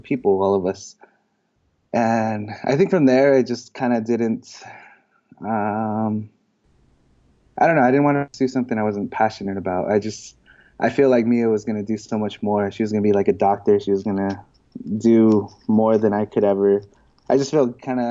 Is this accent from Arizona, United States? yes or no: yes; Holbrook, Arizona, United States; I'm Navajo. I'm from Northern Arizona. More specifically, I'm from Holbrook, AZ